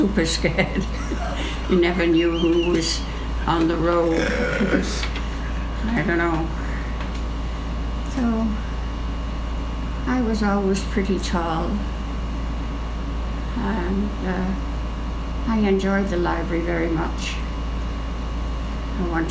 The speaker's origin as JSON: {"language": "English", "town": "Salford", "region": "North West England", "country": "United Kingdom", "tie": "born or raised there", "moved": "yes", "lives_now": "Hamilton, Canada", "said": "In England, in a place called Salford, which is basically attached to Manchester."}